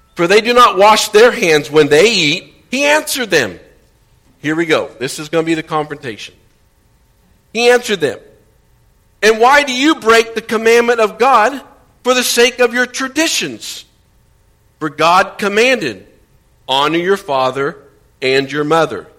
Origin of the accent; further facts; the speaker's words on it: Indiana, United States; moved away; Growing up in Indiana